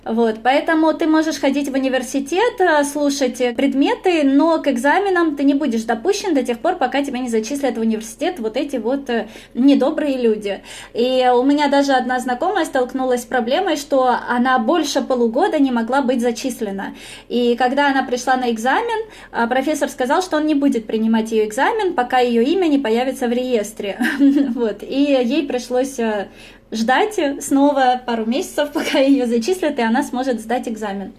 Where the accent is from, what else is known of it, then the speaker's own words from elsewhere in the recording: Russia; moved away as an adult; also born or lived in Rome, Italy; now in Stuttgart, Germany; я из России